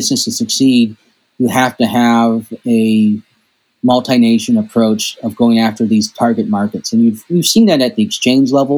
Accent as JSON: {"language": "English", "country": "United States", "said": "as an American"}